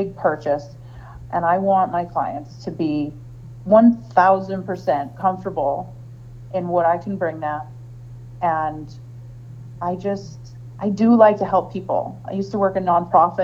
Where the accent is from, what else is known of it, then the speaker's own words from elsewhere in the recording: Hazleton, Pennsylvania, United States; moved away as an adult; now in Lehigh Valley, United States; I moved here from northeastern Pennsylvania. I grew up in Hazleton.